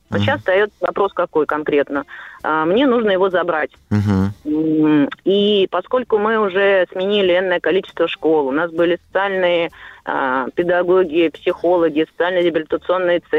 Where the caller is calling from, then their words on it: Saint Petersburg, Russia; я из Санкт-Петербурга.